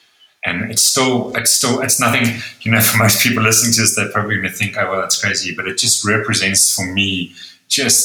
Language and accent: English; Netherlands; now in South Africa; born in Holland to a Dutch a mother and an Austrian father, and I live in South Africa